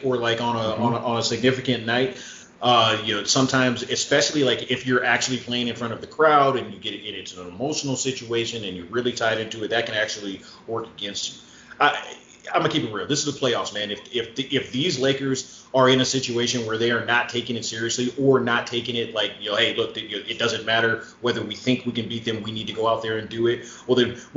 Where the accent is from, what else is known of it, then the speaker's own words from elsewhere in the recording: Los Angeles, California, United States; I grew up in the Los Angeles area, all, you know, in and around